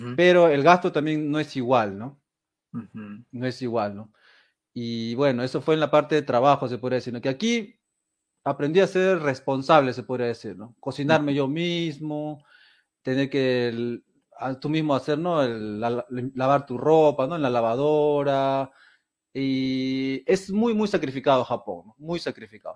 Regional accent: Peru; now in Japan; Soy peruano

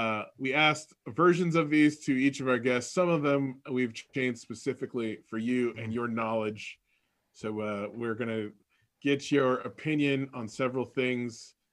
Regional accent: Bay Area, California, United States; moved away; also born or lived in Reno, Nevada; lived in Reno, and I had a friend who also was from the East Bay and moved here, and we met, and he found out I was from the Bay Area, he got mad at me at the time. This was like 1995.

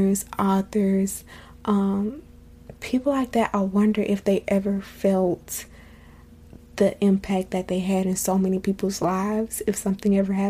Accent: Florida, United States; I'm from Florida

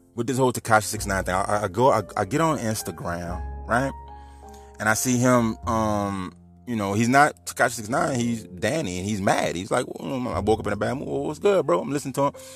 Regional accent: New Orleans, Louisiana, United States; moved away as an adult; now in Homer, United States; I'm from New Orleans

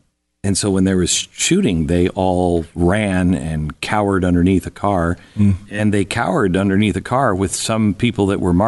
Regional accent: West Coast, United States; I grew up in the West Coast, so I don't have experience

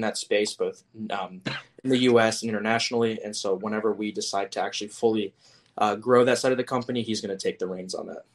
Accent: Houston, Texas, United States; I'd go to um, Astros games all the times because I'm from Houston

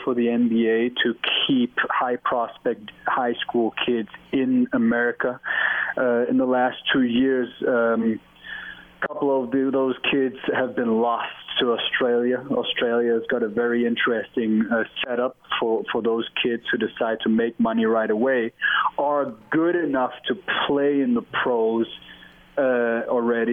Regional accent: Germany; moved away; I'm from Germany

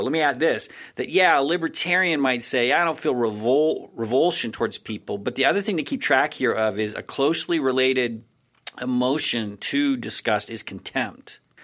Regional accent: Texas, United States; I'm from Texas

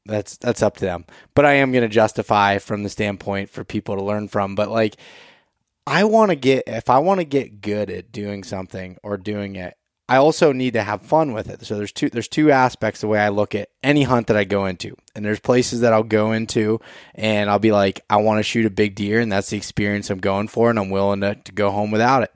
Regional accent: Pennsylvania, United States; Pennsylvania 'cause that's my home state and where I spend most of my time

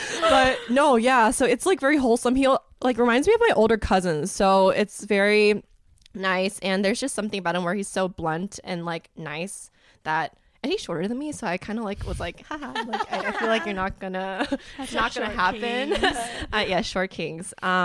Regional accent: Memphis, Tennessee, United States; accent: Southern; moved away as an adult; also born or lived in small town (unnamed); now in Los Angeles, United States; I was born and raised in Memphis, Tennessee. And before that, I lived in a town with like less than 1,000 people in it.

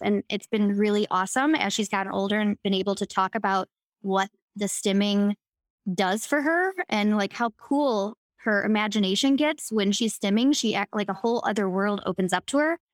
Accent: Chicago, Illinois, United States; born or raised there

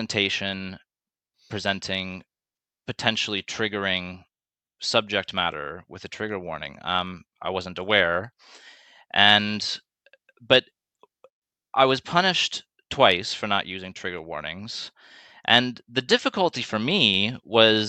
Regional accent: Canada; growing up in Canada

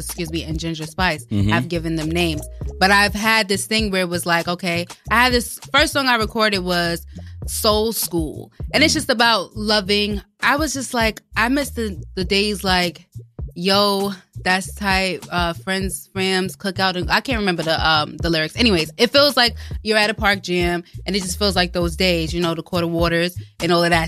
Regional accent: New York City, New York, United States; when I was growing up in Queens

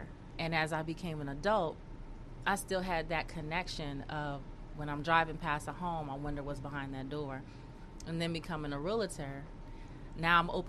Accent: California, United States; When I was little, my mom used to take me. I lived in South Central.

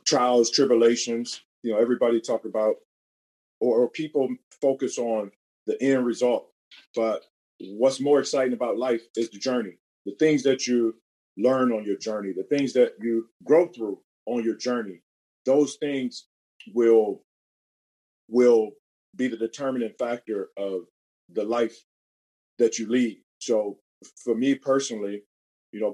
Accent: Cleveland, Ohio, United States; Born and raised in Cleveland, Ohio

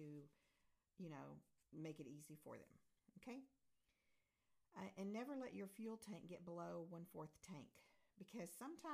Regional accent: United States; moved away as an adult; also born or lived in Europe; we moved back to America from Europe

